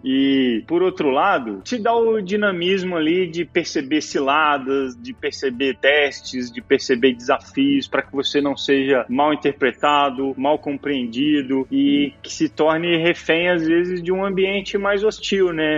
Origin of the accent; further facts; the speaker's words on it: Brazil; como brasileiro, por origem